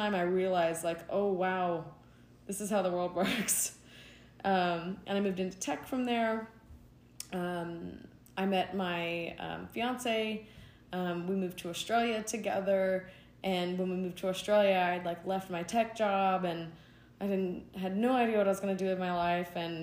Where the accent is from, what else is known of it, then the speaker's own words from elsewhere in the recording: East Tennessee, United States; I grew up in East Tennessee in the mountains, in the Appalachians